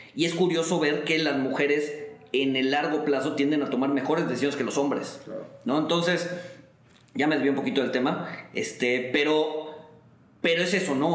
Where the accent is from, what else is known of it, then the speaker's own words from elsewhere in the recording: Mexico; nosotros como mexicanos